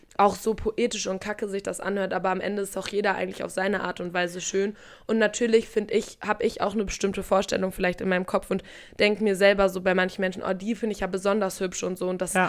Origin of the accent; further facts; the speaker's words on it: Paderborn, North Rhine-Westphalia, Germany; moved away; bei uns in Paderborn in der Heimat